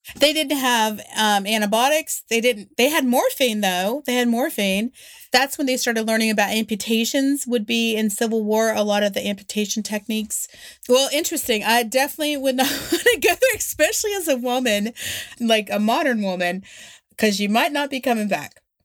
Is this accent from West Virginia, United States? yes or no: yes; West Virginia, United States; also born or lived in Alabama; I'm from West Virginia. This is how we all talk.